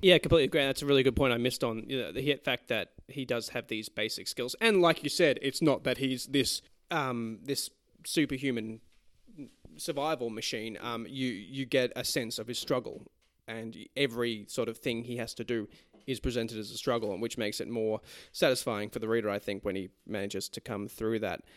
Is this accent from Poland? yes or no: no; Australia; we are Australian patriots